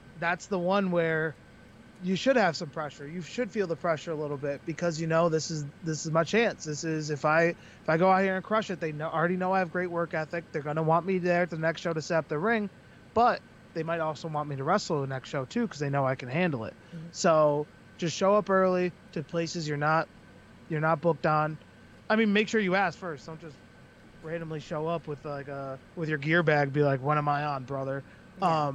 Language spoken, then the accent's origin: English; Springfield, Massachusetts, United States; I'm from Springfield, Mass.